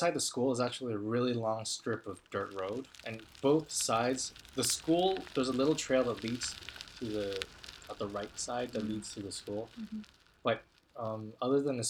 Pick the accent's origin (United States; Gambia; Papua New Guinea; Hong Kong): Hong Kong; also born or lived in Canada; I'm born in Hong Kong.